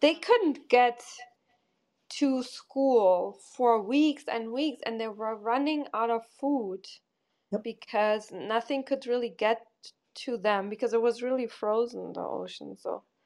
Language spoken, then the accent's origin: English; Germany; moved away as an adult; also born or lived in Porto, Portugal; I'm from Portugal and then I grew up in Germany